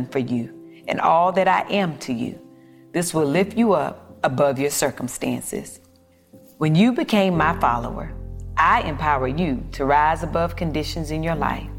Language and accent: English; the South, United States; I'm from the South, so then I saw food completely different growing up